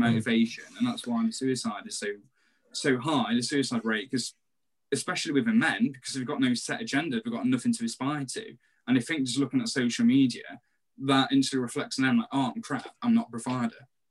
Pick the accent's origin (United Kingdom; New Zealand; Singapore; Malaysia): United Kingdom; Nottingham, East Midlands; we're from Nottingham